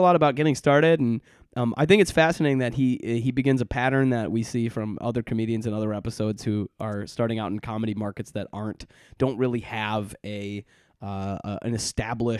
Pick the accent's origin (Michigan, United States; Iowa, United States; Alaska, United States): Michigan, United States; Detroit; I'm from Detroit